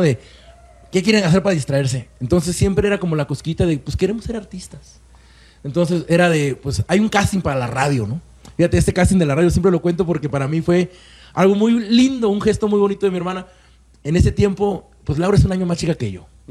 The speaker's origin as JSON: {"language": "Spanish", "town": "Córdoba", "region": "Veracruz", "country": "Mexico", "also_born_or_lived": "Puebla", "moved": "as an adult", "said": "yo soy de Córdoba, Veracruz, y llego a Puebla junto con mi hermano a estudiar esa licenciatura"}